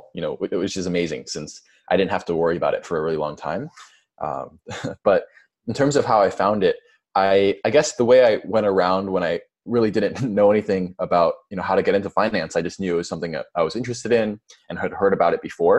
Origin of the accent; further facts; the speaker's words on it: Orange County, California, United States; I'm also from Orange County